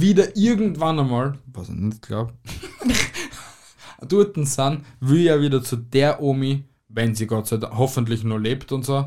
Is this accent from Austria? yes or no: yes; Austria; bei uns in Österreich